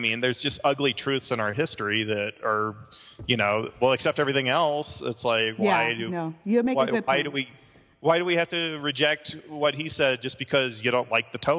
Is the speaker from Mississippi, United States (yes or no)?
yes; Mississippi, United States; I grew up in Mississippi